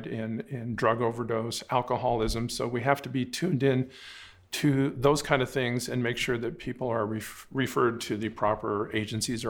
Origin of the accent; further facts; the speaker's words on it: Nogales, Arizona, United States; moved away as an adult; also born or lived in South America; I was born in Nogales. I grew up here